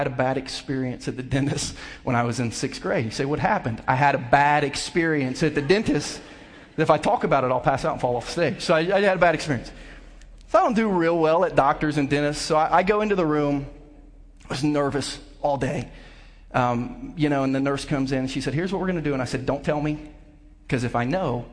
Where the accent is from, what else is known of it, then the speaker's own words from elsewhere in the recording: Southern Ohio, United States; now in Lee's Summit, United States; I grew up country boy in Southern Ohio